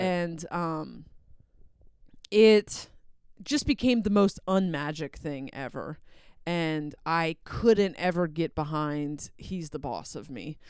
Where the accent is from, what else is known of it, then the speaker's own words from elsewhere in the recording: Delaware, United States; moved away; I grew up partially in Delaware